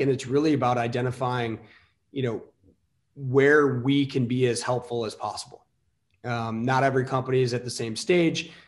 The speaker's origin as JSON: {"language": "English", "town": "Elmhurst", "region": "Illinois", "country": "United States", "tie": "born or raised there", "said": "I grew up in the suburbs of chicago um, western western burbs elmhurst oakbrook area"}